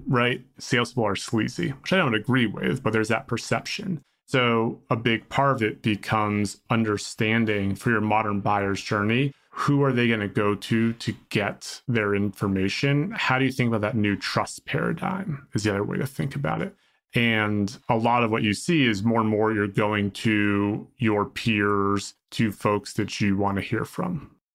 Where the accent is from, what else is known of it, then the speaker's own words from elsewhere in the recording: Boston, Massachusetts, United States; I'm from Boston